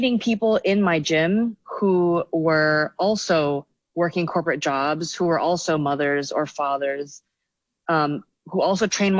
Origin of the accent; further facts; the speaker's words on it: Hong Kong; moved away as an adult; also born or lived in United States; now in Shanghai, China; So I grew up in Hong Kong, you know, the whole, went to secondary school. So I, well, grew up there.